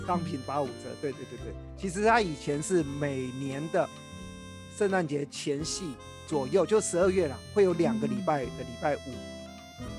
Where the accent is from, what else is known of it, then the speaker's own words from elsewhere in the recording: Taiwan; 我们台湾人